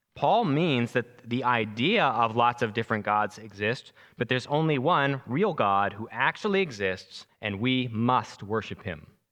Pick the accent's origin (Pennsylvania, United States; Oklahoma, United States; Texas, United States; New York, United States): New York, United States; Long Island; moved away; I'm originally from New York, Long Island